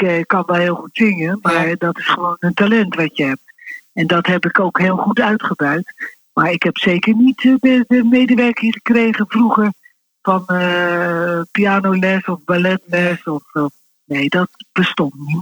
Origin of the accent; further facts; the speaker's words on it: Rotterdam, South Holland, Netherlands; also born or lived in Wassenaar; now in The Hague, Netherlands; En ik ben geboren in Rotterdam-Zuid.